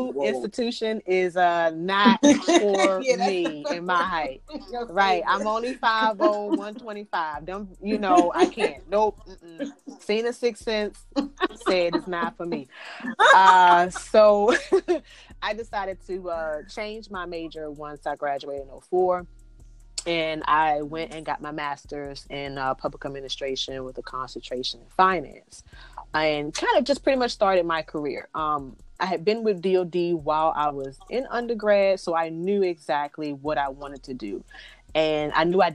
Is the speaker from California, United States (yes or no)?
no; Washington, District of Columbia, United States; I am from Washington, D.C.